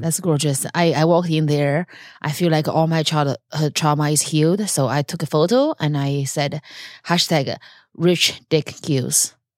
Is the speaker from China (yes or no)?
yes; China; moved away; I grew up in China